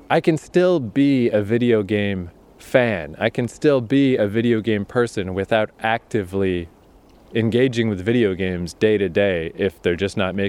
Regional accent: Eastern Canada, Canada; this is a pretty rural area in eastern Canada

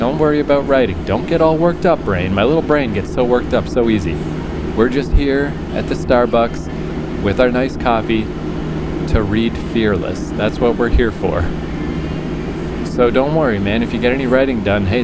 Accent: Fredericton, New Brunswick, Canada; moved away; also born or lived in New York City; my hometown in Fredericton, New Brunswick, very tiny city

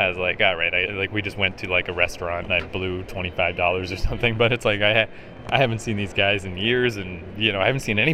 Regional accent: Canada; I'm Canadian

